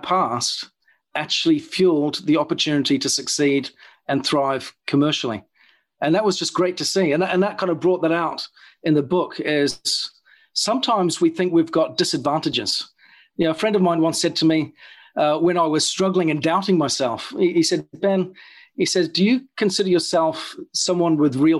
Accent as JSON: {"language": "English", "country": "New Zealand", "tie": "born or raised there", "moved": "as an adult", "said": "So I grew up in New Zealand, and at the age of about 22"}